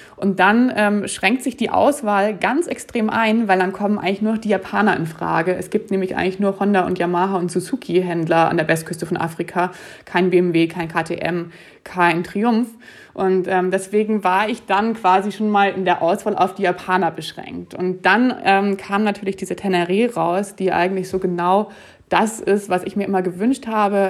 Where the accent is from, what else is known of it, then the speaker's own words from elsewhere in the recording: Germany; also born or lived in Munich / Zurich, Switzerland; nach Deutschland kann ich ja als Deutsche immer zurückfahren